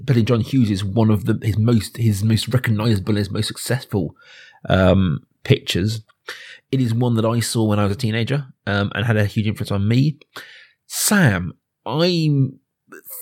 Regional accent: suburban Berkshire, South East England, United Kingdom; I'm growing up in, you know, suburban Berkshire

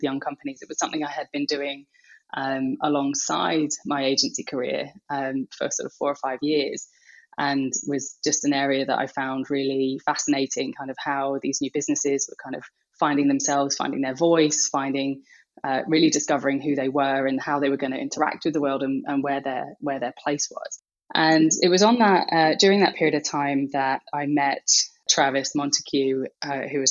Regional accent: United Kingdom; now in Brooklyn, United States; I'm a Brit.

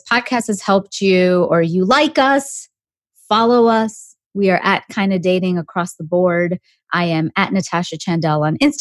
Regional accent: Canada; moved away; somebody from Canada like me

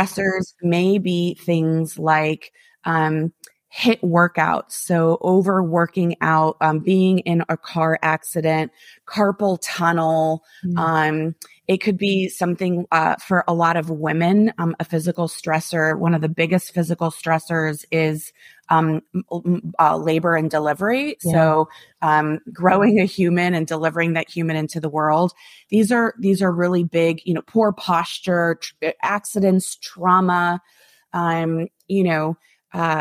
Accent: Midwest, United States; moved away; Most of my friends that I grew up with in the Midwest

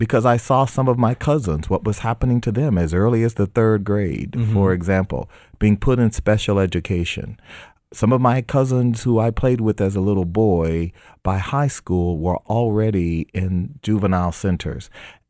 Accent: United States; born there; I was born in America, and that meant that I was born in a country where even a poor African-American kid could have dreams

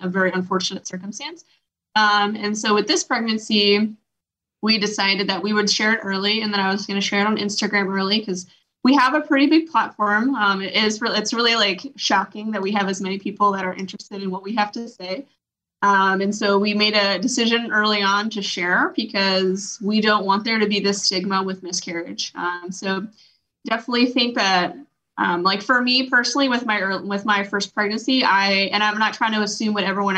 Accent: New York, United States; We're both from New York

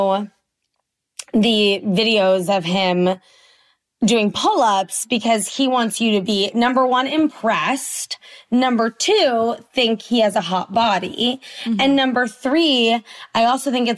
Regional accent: Washington, District of Columbia, United States; I grew up in Washington, D.C.

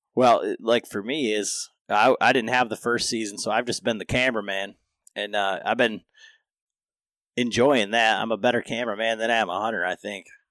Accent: Michigan, United States; growing up in Michigan

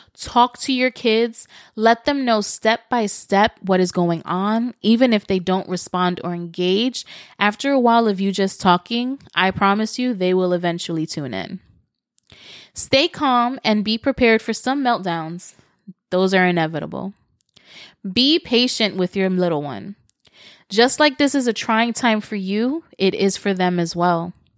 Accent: New York City, New York, United States; moved away as an adult; now in Florida, United States; I moved this past summer from New York City, where I lived for thirty-six years

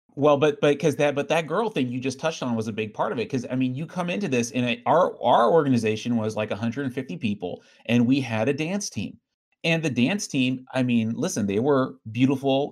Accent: Riverside, California, United States; I grew up in Riverside

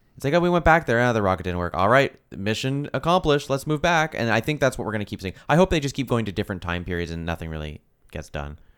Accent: Canada; we're Canadian

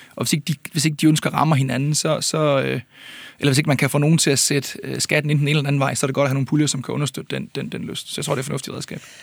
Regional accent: Ølgod, Southern Denmark, Denmark; Jeg er selv fra Ølgod

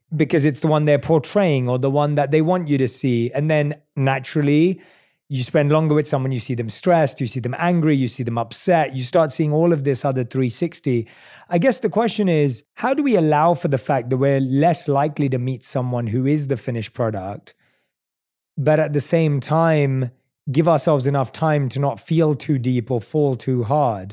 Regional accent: London, United Kingdom; also born or lived in New York; now in United States; I'm from London. I lived in New York. I live here now

